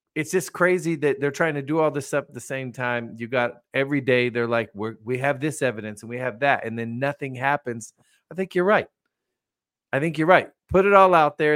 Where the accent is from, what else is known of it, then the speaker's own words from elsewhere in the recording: United States; I'm sitting here as an American